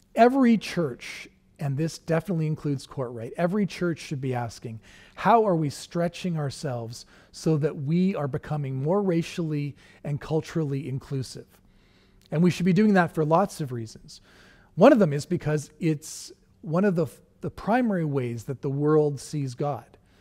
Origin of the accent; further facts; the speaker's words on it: Canada; being Canadian